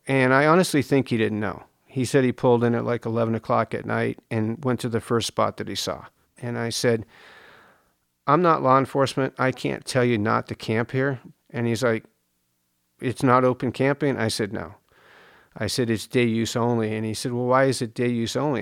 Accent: East Coast, United States; now in Joshua Tree, United States; I grew up on the East Coast. I grew up on a farm.

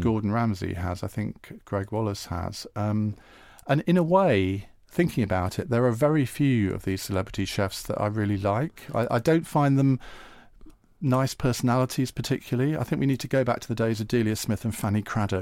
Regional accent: Essex, East of England, United Kingdom; as a teenager, would go to his parents' pub. fa-, fantastic pub. The cricketers in Clavering in Essex

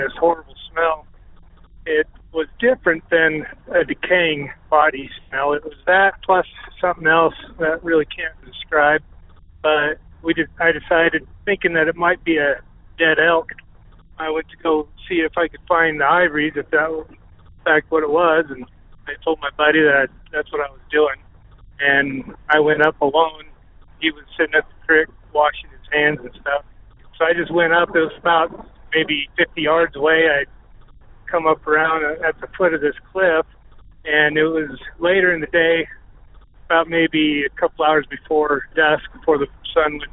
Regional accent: Jackson, Wyoming, United States; I was born and raised in Jackson, Wyoming.

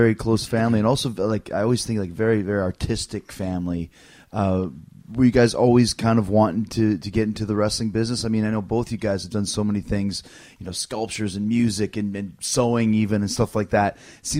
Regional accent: Canada; growing up in Canada

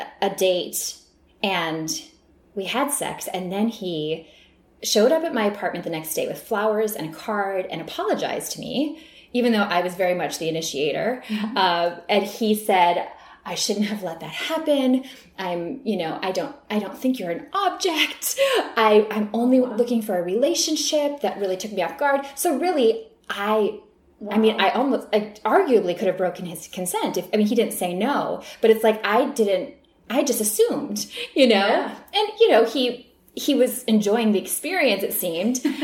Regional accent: Midwest, United States; moved away as an adult; now in Los Angeles, United States; both of us growing up in the Midwest

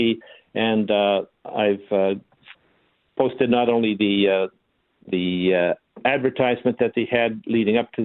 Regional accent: Canada; I'm from Canada. I haven't forgotten my roots. I've maintained the language

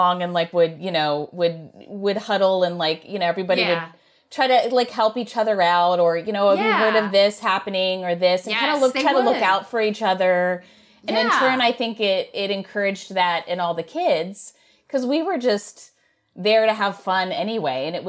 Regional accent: Maryland, United States; accent: Maryland, Baltimorean; moved away; also born or lived in New York / California; I was from Maryland and I guess said certain words as Marylanders

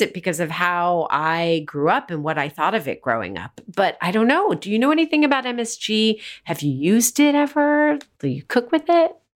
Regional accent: United States; born or raised there

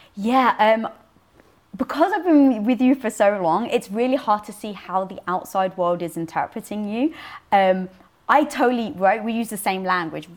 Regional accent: London, United Kingdom; born or raised there

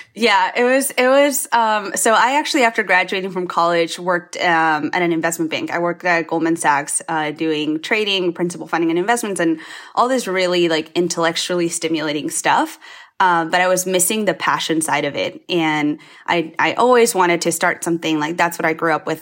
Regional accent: Spain; now in United States; my parents are Chinese, um, but I grew up in Spain

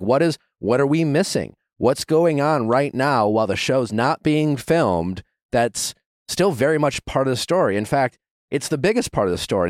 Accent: Midwest, United States; I'm from the Midwest

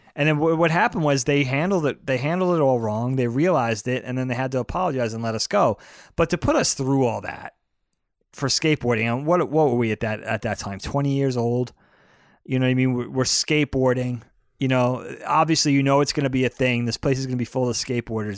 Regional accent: Brookhaven, New York, United States; moved away; also born or lived in Philadelphia; I grew up in Brookhaven in Troop Four.

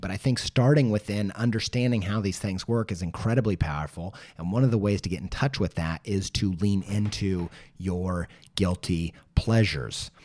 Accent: Indiana, United States; I'm from Indiana

